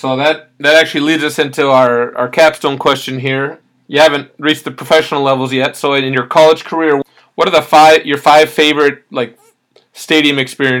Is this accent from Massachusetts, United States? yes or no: no; Minnesota, United States; I'm from Minnesota